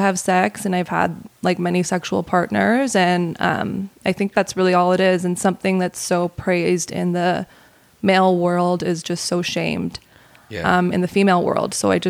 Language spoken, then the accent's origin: English; Calgary, Alberta, Canada; moved away as an adult; also born or lived in Los Angeles; now in Calgary, Canada; So I am born and raised in Calgary, I moved to LA in 2014.